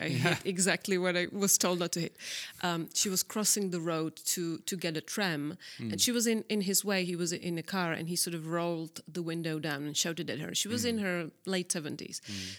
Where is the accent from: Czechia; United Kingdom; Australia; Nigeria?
Czechia; South Moravian Region; English is a second language; I am a girl from Southern Moravia. I am actually a country girl. I was, which is quite funny that I realized it, that I actually was born into a house with no plumbing and no running water in the late 70s.